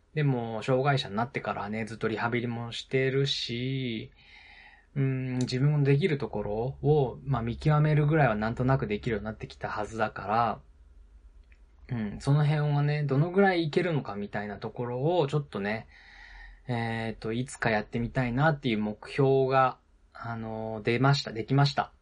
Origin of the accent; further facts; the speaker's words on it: Nagano, Japan; moved away; その当時ね、あの、地元の長野県に住んでたので